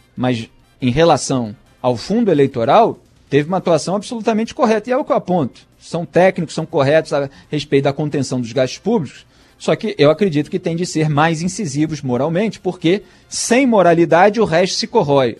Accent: Rio de Janeiro, Brazil; also born or lived in São Paulo; tô bem aqui também na minha cidade natal

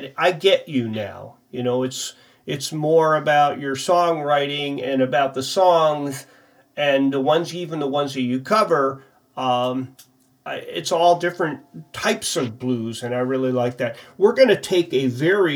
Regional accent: Connecticut, United States; I'm from Connecticut, and I live here right now

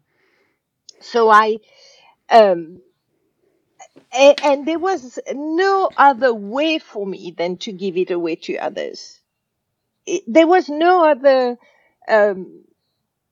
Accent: Casablanca, Casablanca-Settat, Morocco; I was brought up in Casablanca, Morocco

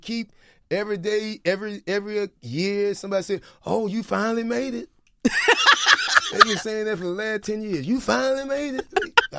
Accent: Jacksonville, Florida, United States; I'm from Jacksonville.

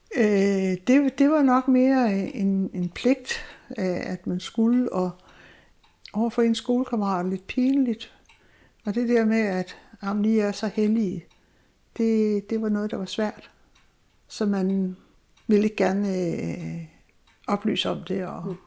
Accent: Zealand, Denmark; moved away as an adult; also born or lived in Southern Jutland; now in Egernsund, Denmark; jeg er egentlig sjællænder, men, øh, kom her til Sønderjylland i nitten otteogtres

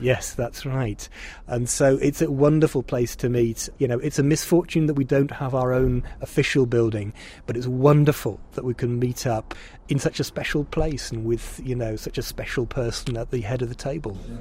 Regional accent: England, United Kingdom; now in Czech Republic; as an Englishman

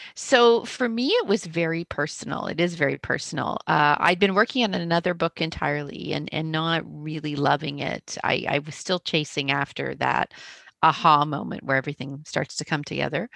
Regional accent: Canada; accent: Canadian; also born or lived in Toronto; I live in Toronto, I'm a Canadian, uh, hence the, the funny accent

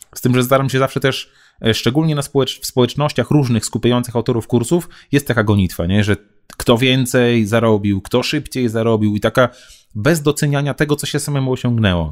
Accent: Białystok, Podlaskie Voivodeship, Poland; Ja jestem z Białego Stoku

